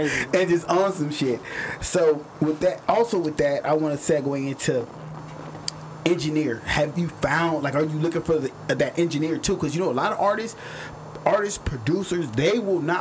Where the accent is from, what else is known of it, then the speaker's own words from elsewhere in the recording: Orange County, California, United States; where we're from Orange County